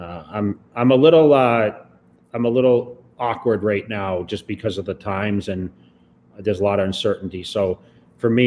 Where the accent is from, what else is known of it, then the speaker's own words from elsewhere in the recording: Massachusetts, United States; I grew up skiing in Massachusetts